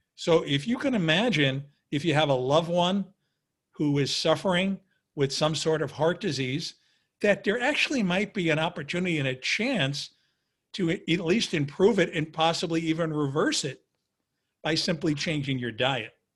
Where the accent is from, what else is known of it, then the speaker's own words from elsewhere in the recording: New York City, New York, United States; I was a kid from Queens who literally didn't have a penny in his pocket.